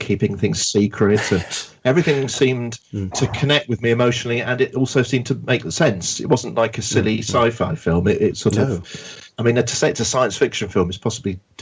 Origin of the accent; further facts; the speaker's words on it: London, United Kingdom; Yeah, I'm still a Londoner. I commute to London. I work in London, so I feel I'm still a Londoner